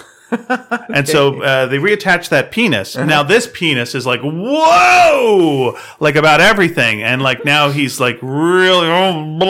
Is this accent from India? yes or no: no; Scotland, United Kingdom; now in Inverness, United Kingdom; However, I grew up near Glasgow, so that's why my parents took me there to see Scrooge.